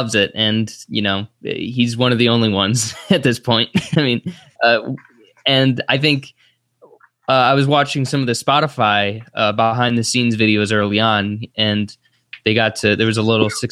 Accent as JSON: {"language": "English", "country": "United States", "said": "as an American"}